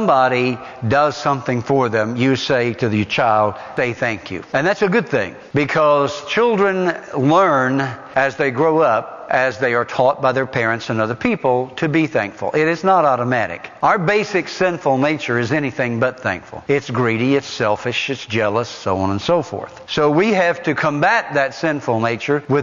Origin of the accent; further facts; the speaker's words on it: Morgan and Roane County, Tennessee, United States; I grew up right here in Morgan and Roane County